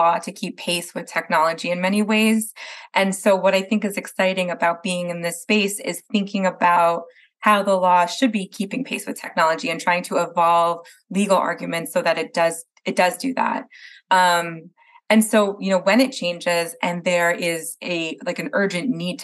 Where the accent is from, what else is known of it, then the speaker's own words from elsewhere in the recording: New Jersey, United States; now in California, United States; I'm from Jersey originally